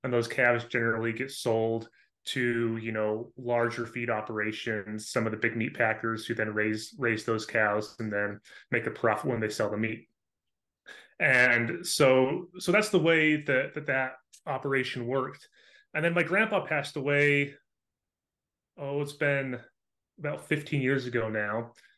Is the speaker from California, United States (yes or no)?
no; Utah, United States; also born or lived in Idaho; Yeah, so I grew up in Southern Utah, moved away to Northern Utah and Idaho for a few years to do school